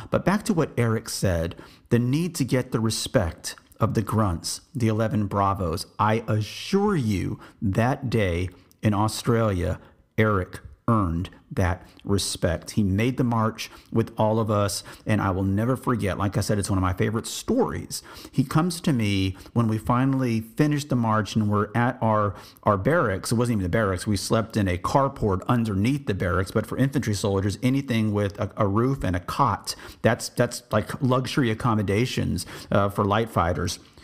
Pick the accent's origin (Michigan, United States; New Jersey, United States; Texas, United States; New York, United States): Texas, United States; I'm from Texas. I said, I'm, I'm American